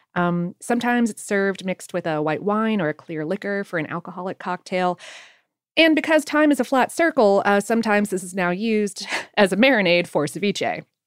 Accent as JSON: {"language": "English", "region": "South Florida", "country": "United States", "tie": "born or raised there", "moved": "yes", "lives_now": "Atlanta, United States", "said": "Growing up in South Florida"}